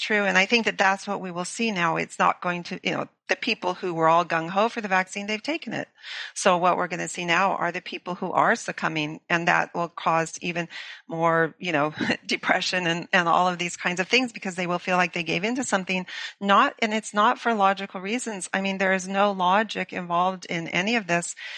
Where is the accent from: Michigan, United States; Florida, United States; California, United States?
California, United States; Los Angeles; moved away; I grew up in Los Angeles